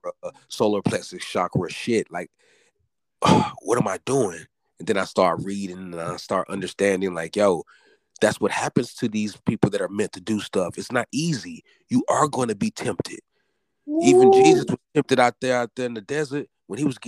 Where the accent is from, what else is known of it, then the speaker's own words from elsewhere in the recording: the South, United States; I'm from the South.